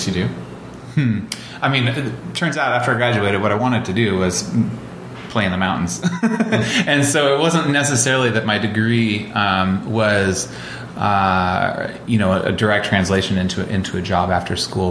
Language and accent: English; Olympia, Washington, United States; I grew up in Olympia and, um, you know, 15, 20 miles outside of town